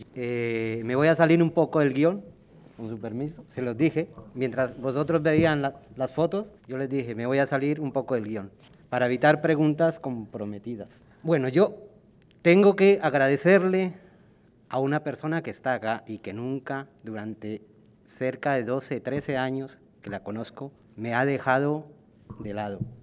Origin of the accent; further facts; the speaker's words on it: Colombia; also born or lived in Villaverde, Madrid, Spain; now in Madrid, Spain; En mi país